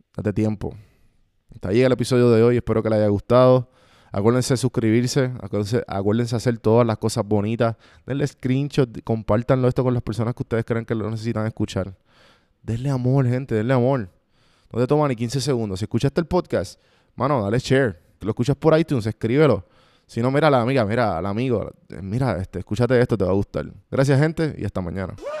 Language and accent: Spanish; Puerto Rico; Nosotros puertorriqueños, los que están escuchando esto, que somos de Puerto Rico